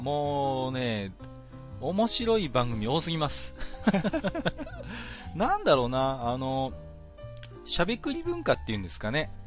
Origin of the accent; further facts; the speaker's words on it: northern Japan, Japan; 我々北国の人間ですけれども